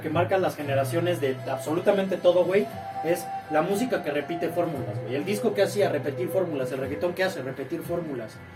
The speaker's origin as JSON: {"language": "Spanish", "country": "Mexico", "said": "nosotros que somos mexicanos"}